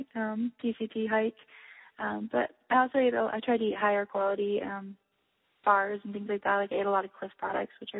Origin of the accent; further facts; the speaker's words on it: Michigan, United States; I grew up in Michigan, and my family has long roots there